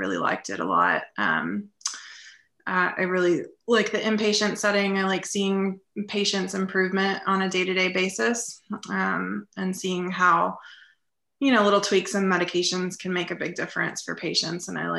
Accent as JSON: {"language": "English", "town": "Houston", "region": "Texas", "country": "United States", "tie": "born or raised there", "said": "I grew up in Houston. I went to Texas A&M for undergrad."}